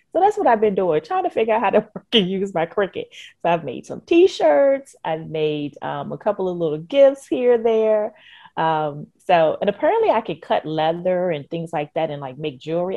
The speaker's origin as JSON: {"language": "English", "town": "Richmond", "region": "Virginia", "country": "United States", "tie": "born or raised there", "said": "I'm a born and raised Richmonder, you know, that, that's my hometown."}